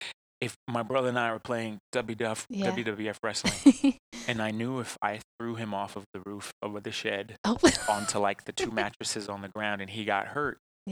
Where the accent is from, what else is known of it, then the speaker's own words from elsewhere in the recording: Texas, United States; I'm also from the South